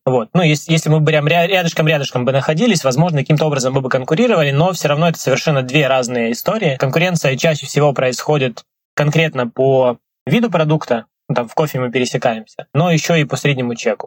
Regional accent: Krasnodar, Krasnodar Krai, Russia; moved away as an adult; now in Dubai, United Arab Emirates; в Краснодаре, откуда я родом

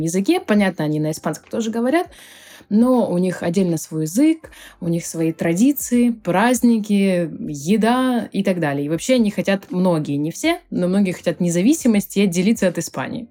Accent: Krasnodar, Krasnodar Krai, Russia; moved away as an adult; now in Barcelona, Spain; я выходец из Краснодара, и там у меня была своя онлайн-школа

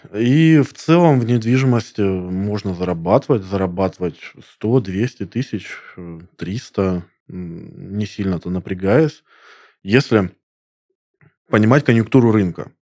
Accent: Krasnodar, Krasnodar Krai, Russia; я коренной краснодарец

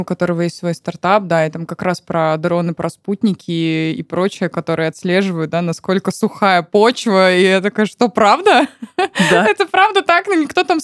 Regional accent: Siberia, Russia; moved away; also born or lived in Moscow; я сама родом из Сибири

